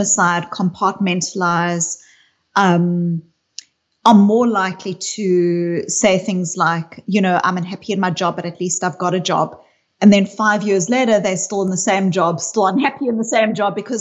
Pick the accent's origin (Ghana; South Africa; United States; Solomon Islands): South Africa; I grew up in South Africa